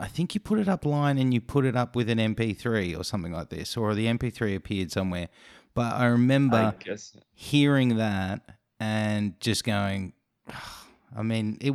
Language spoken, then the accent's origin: English; Australia; we're an Australian